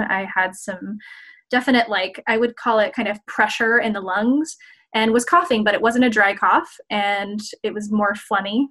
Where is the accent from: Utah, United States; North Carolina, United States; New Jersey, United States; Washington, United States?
Utah, United States; Salt Lake City; moved away as an adult; now in Seattle, United States; I'm originally from Salt Lake City, Utah